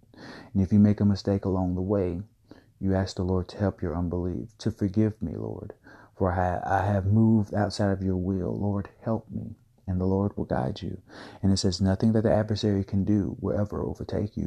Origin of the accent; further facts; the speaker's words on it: Valdosta, Georgia, United States; my hometown of Valdosta, Georgia